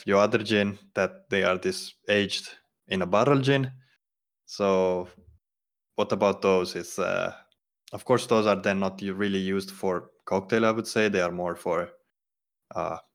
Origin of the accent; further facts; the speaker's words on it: Veneto, Italy; I'm from Veneto in Italy, and the typical drink there is grappa